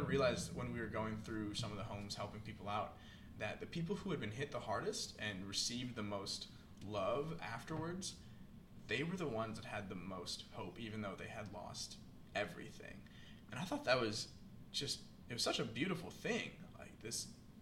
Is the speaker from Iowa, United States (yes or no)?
yes; Iowa, United States; moved away; where I grew up in Iowa